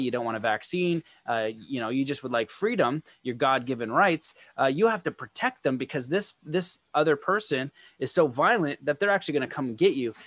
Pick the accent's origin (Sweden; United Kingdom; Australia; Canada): Canada; being a Canadian person